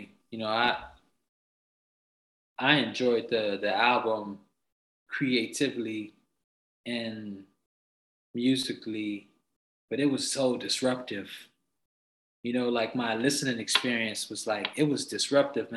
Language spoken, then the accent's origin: English; Chicago, Illinois, United States; moved away; also born or lived in Los Angeles; I'm from the Shy.